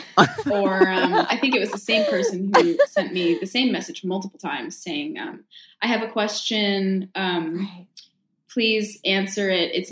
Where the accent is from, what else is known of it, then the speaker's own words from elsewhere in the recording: San Jose, California, United States; moved away as an adult; also born or lived in Pittsburgh / Wales; I went straight to San Jose, which was my hometown